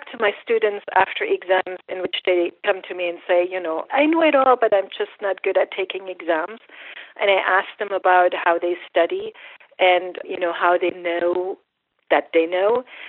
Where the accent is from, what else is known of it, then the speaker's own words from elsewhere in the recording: Germany; English is a second language; And it was different from here in the sense that math culturally is just much more important, and everybody's expected to learn math.